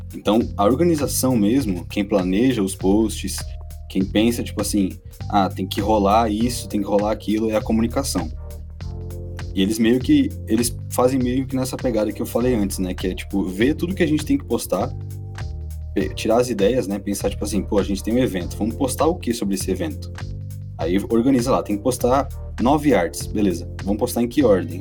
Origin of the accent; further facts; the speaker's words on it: Rio Grande do Sul, Brazil; moved away as an adult; now in Brasília, Brazil; eu sou gaúcho, tenho 23 anos eu moro em Brasília tem dois anos só